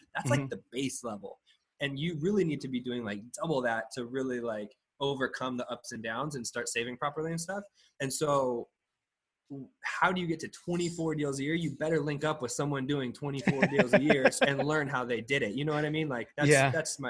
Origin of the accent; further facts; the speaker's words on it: Sacramento, California, United States; moved away as an adult; now in San Diego, United States; I'm from Sacramento. I moved down to San Diego for a job opportunity years ago.